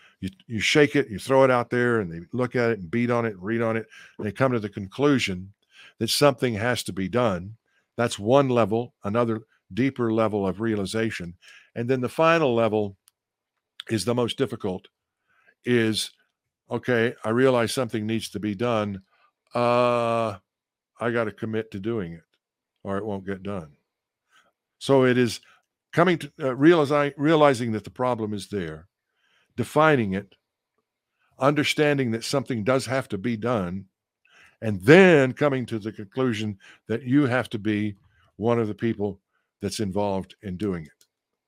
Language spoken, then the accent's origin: English; Texas, United States; from the time I could speak in church when I was a kid growing up in East Texas.